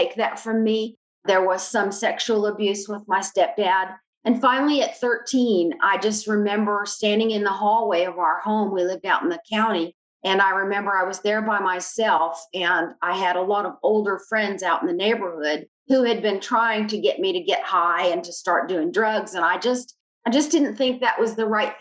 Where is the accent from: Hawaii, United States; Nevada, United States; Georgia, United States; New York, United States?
New York, United States; Albany; I was born in Albany, New York.